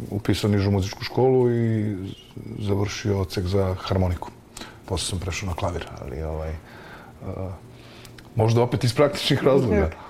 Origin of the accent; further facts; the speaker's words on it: Zaječar, Zaječar District, Serbia; moved away; u mom rodnom gradu, Zaječaru